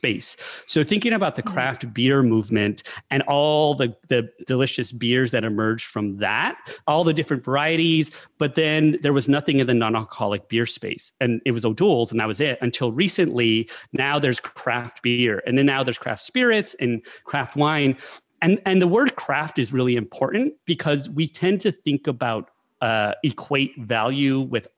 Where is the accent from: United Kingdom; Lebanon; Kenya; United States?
United States; New Mexico; I'm from New Mexico